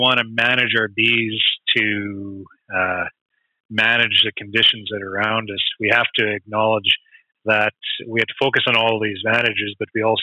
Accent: Canada; we are Canadian beekeepers

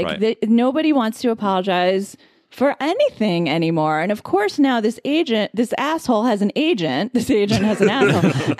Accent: Roslyn, New York, United States; I'm from Roslyn.

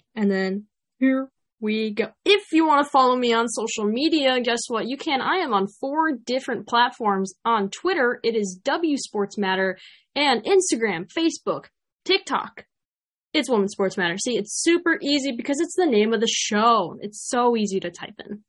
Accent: Chicago, Illinois, United States; accent: Chicago; my Chicago accent

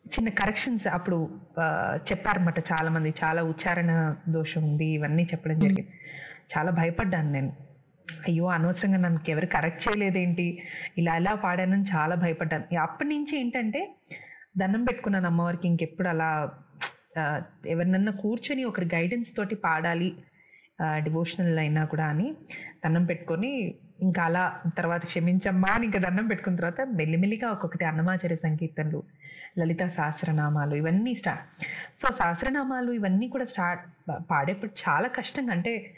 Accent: Telangana, India; accent: Telangana slang; first language Telugu; పుట్టి పెరిగింది ఇక్కడే కాబట్టి నాకు both the slangs are comfortable

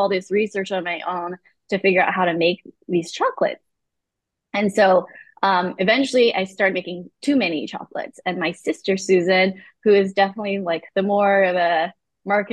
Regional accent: Santa Rosa, California, United States; also born or lived in Malaysia / Emeryville, California / San Pablo, California; we grew up in Emeryville for a while, eventually moved to San Pablo, California, and then Santa Rosa.

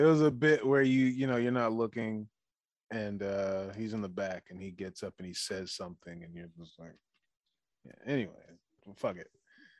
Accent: Detroit, Michigan, United States; I grew up in Detroit, Michigan

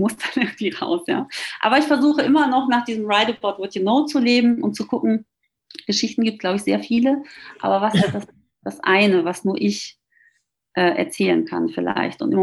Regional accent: North Rhine-Westphalia, Germany; ich komme aus dem Ruhrgebiet, da ist man ja auch eher humorvoll aufgeschlossen und sehr selbstironisch vor allem.

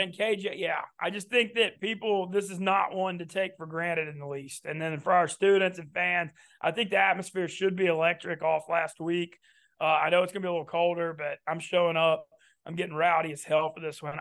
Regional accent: Louisiana, United States; those of us that hail from the state, the state of Louisiana

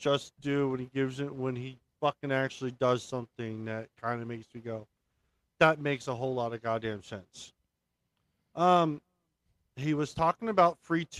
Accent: Maryland, United States; My whole family is Navy, so, and I grew up in Maryland, so I'm literally about minutes away from the shipyard.

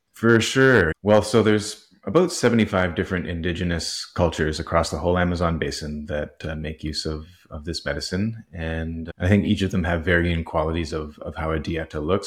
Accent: Vancouver, British Columbia, Canada; also born or lived in Nelson, British Columbia; I was born in Vancouver, raised fairly Catholic. Uh, at the end of elementary school, my parents moved to the Kootenays, uh, in this little town called Nelson

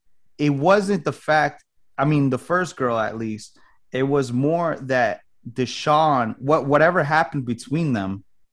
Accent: New Jersey, United States; I'm from Jersey.

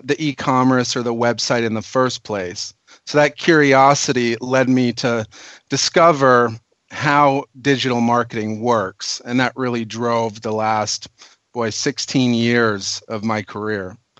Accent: Minnesota, United States; moved away as an adult; now in California, United States; I'm actually a Minnesotan

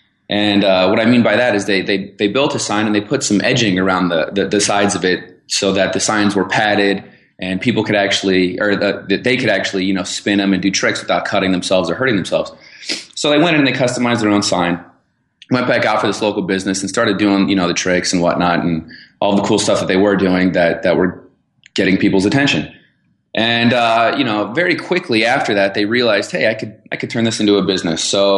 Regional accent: Arizona, United States; born there; I was born in Arizona and went to Arizona State University.

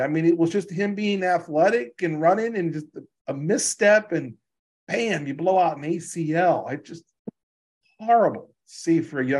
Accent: Louisiana, United States; now in Kansas, United States; I was just cold here in Kansas today, and it was like in the 30s, and I'm from Louisiana, man.

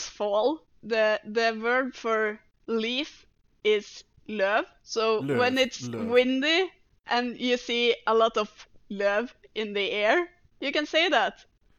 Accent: Norway; first language Norwegian; English is a second language; It's easier in Norwegian because it's my first language.

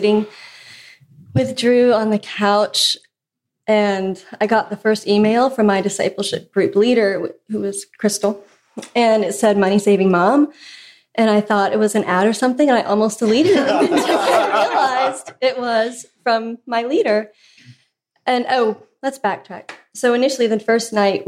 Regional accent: Pennsylvania, United States; moved away as an adult; now in Nashville, United States; we're from Pennsylvania originally

